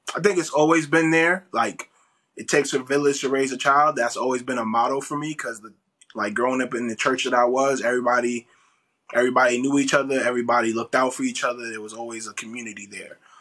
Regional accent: New York, United States; moved away as an adult; also born or lived in Atlanta / Houston; I'm from New York

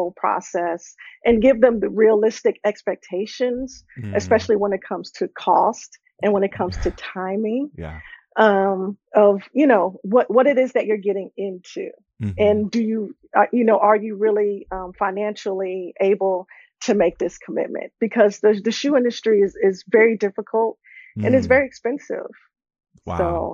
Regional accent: Miami, Florida, United States; I'm originally from Miami, Florida

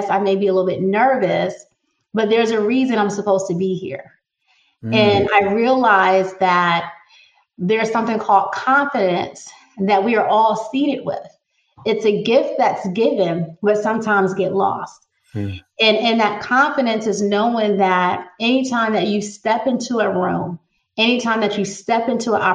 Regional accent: New Jersey, United States; now in North Carolina, United States; growing up in North Jersey, right across Manhattan

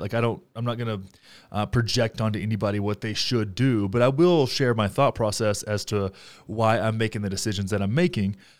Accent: Graham, Texas, United States; now in Denver, United States; my hometown of Graham, Texas

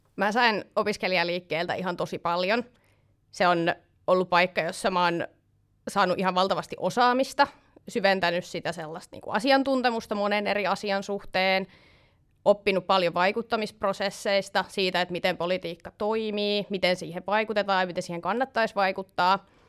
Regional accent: Tampere, Pirkanmaa, Finland; moved away as an adult; now in Helsinki, Finland; maantieteellisesti mä tuun Tampereelta, mutta nykyään asun Helsingissä

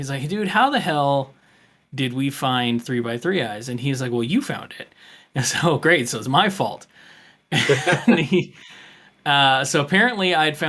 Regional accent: United States; as an American

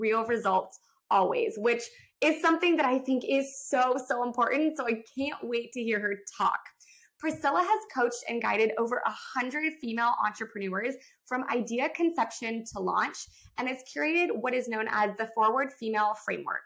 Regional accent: Texas, United States; we are both from Texas

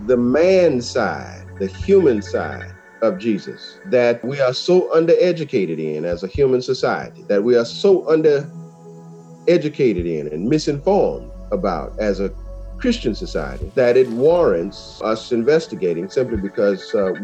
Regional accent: West Palm Beach, Florida, United States; I was born in West Palm Beach, Florida, and I was a preacher's kid.

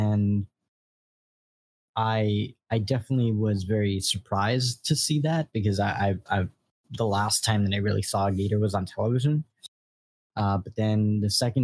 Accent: New York, United States; also born or lived in central Florida; now in Florida, United States; I'm originally from New York, so the Florida atmosphere and the environment was fairly new to me when I first moved here

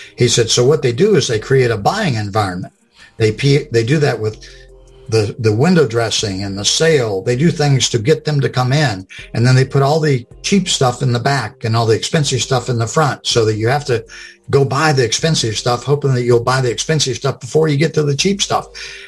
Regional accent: Lakeland, Florida, United States; Well, I was born and raised in Florida, and I'm still in Florida. It was a little town called Lakeland, which is not so little anymore.

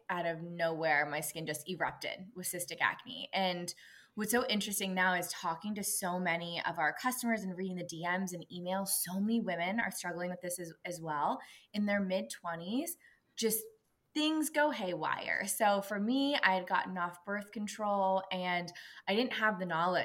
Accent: Pittsburgh, Pennsylvania, United States; now in Los Angeles, United States; I'm originally from Pittsburgh, Pennsylvania, now living

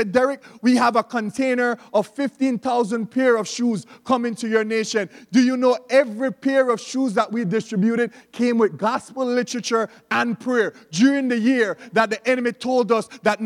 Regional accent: Belize; we don't pronounce the TH in Belize

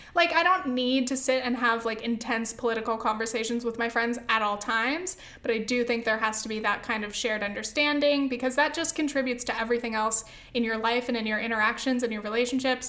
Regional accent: Southern California, United States; I grew up in California, Southern California

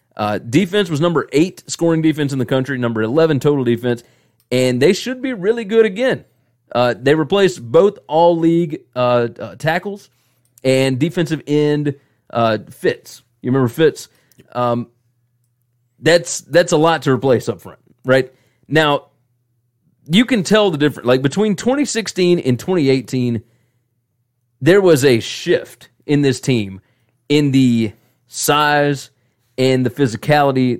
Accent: the South, United States; accent: southern; my southern accent

